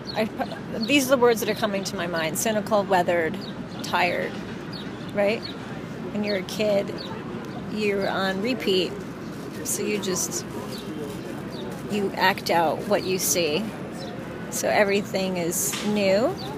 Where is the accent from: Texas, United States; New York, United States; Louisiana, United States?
New York, United States; New York City; I'm a producer, born and raised in New York City